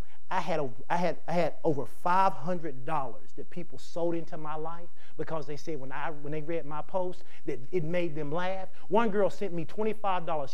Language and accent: English; the South, United States; we live in the South, we grew up in the South, it's the Bible Belt.